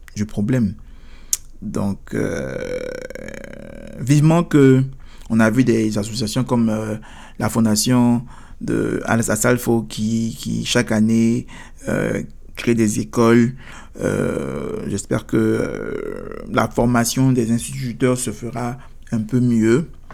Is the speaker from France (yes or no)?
no; Côte d’Ivoire; now in United States; chez nous, en Côte d'Ivoire